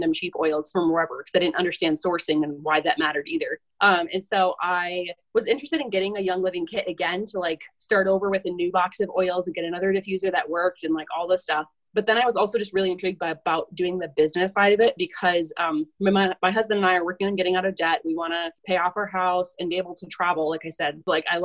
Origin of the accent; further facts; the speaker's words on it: Southern Minnesota, United States; I'm from Southern Minnesota